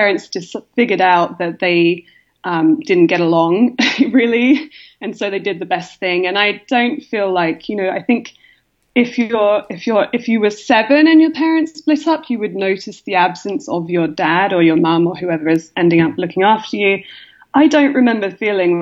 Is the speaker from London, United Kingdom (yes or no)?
no; South East England, United Kingdom; moved away as an adult; also born or lived in Columbus, Ohio; now in New York City, United States; I grew up in England, in a bunch of different places, actually, mostly in the south of England